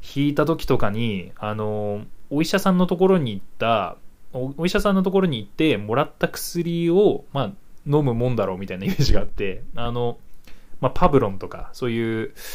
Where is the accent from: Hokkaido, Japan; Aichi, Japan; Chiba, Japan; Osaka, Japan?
Hokkaido, Japan; moved away as an adult; now in Tokyo, Japan; 僕北海道出身で